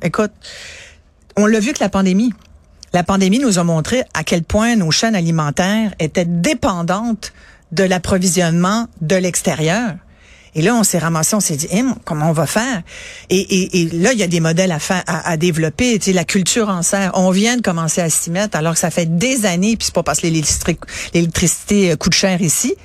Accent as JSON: {"language": "French", "town": "Mont-Saint-Hilaire", "region": "Quebec", "country": "Canada", "tie": "born or raised there", "also_born_or_lived": "France"}